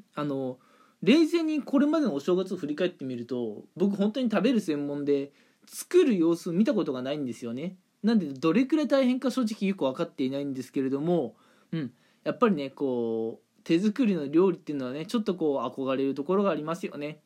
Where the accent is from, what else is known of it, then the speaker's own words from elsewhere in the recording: Toyama, Japan; now in Kanagawa, Japan; 普段いる神奈川からね、えー、地元の富山の方まで、うん。まあ、帰省するんですけれども